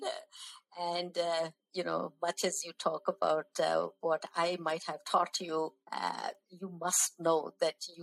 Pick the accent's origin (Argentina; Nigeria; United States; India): India; North India; as South Indians growing up in North India